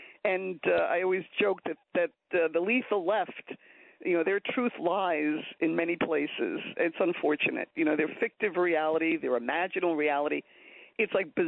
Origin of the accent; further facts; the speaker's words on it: New York City, New York, United States; also born or lived in Boston; I've been in Queens all my life, except when I went to college up in Boston. So I grew up here in Queens.